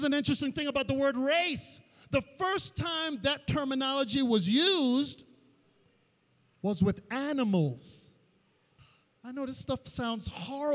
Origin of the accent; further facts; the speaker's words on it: New York City, New York, United States; where I grew up in Queens, there was an area called Laurelton